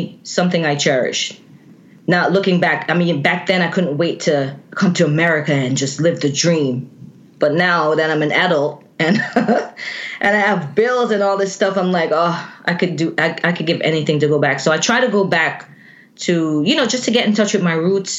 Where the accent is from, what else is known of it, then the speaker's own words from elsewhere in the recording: Jamaica; now in United States; Born and raised in Jamaica.